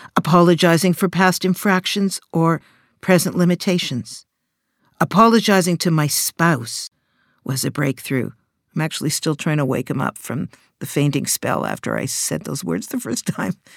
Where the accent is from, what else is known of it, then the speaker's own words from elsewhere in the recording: Canada; I'm Canadian